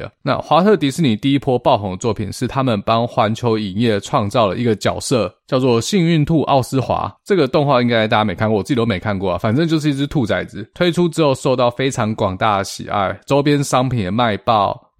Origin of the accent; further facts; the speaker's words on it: Taiwan; 这在我们台湾人听起来就觉得非常荒唐哦，